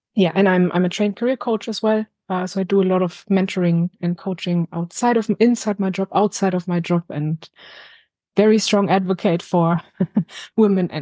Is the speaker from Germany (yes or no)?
yes; Berlin, Germany; moved away as an adult; now in London, United Kingdom; I'm originally from Berlin. I moved to the UK 4 years ago